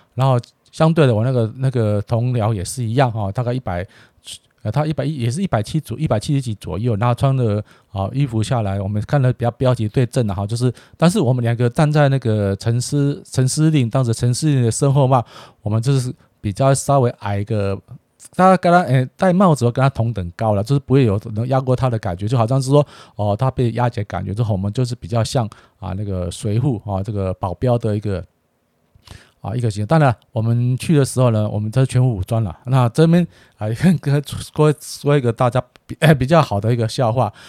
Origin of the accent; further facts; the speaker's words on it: Taiwan; 秉持我们台湾人的这个优良的这个，啊，自古耐劳的精神